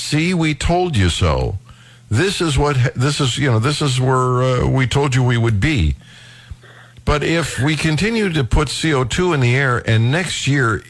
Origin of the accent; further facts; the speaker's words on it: Northeast Ohio, United States; now in Missouri, United States; I was raised in Northeast Ohio. We get tons of snow